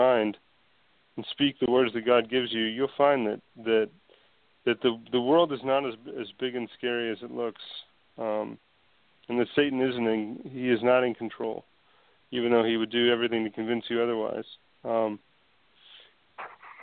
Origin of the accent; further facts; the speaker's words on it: United States; as an American